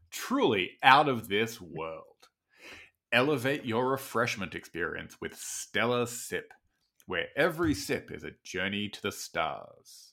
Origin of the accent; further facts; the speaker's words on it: Australia; I have as an Australian